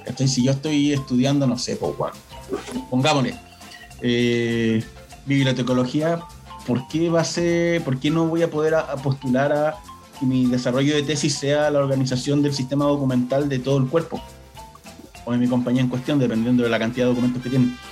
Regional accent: Chile

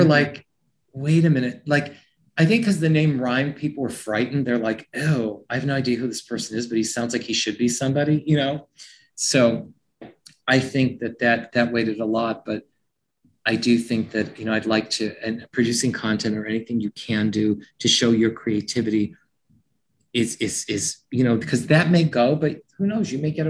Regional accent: New York, United States; I came from New York. I thought, wow, this is crazy.

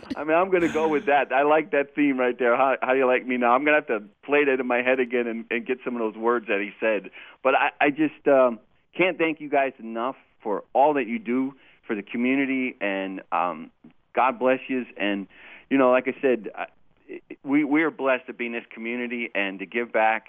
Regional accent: California, United States; now in Martinsburg, United States; I, I'm from California

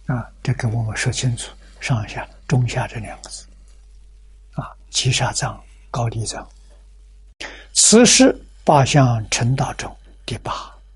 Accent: China; 我们中国人 这么辛劳做什么

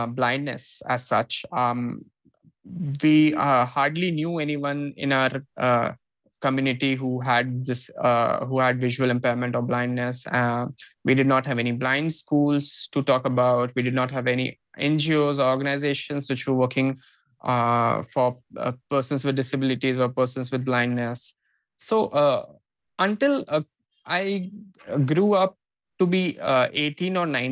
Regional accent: Purulia, West Bengal, India; moved away as an adult; also born or lived in Kolkata; now in Mumbai, India; So I actually moved out of my hometown at the age of 18. So this is in 2011 when I decided that I will pursue my graduation in Kolkata because, Purulia, which is a small town, did not have too many good colleges to talk about

